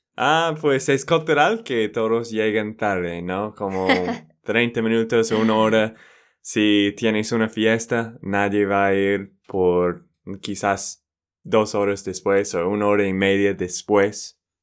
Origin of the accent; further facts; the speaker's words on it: Texas, United States; now in Colombia; de Texas, Estados Unidos.